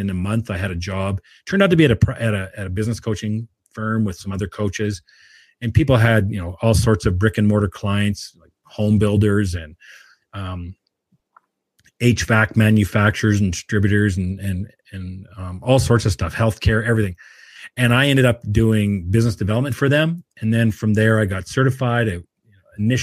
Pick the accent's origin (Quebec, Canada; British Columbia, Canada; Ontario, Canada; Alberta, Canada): British Columbia, Canada; Williams Lake; moved away; also born or lived in Edmonton / Calgary; I'm born and raised in Williams Lake, BC, grew up with my mother, my grandmother